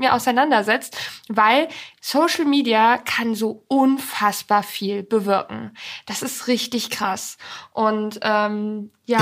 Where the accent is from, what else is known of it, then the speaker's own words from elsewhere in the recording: Poland; now in Germany; Da bin ich auch ganz viel groß geworden in Polen.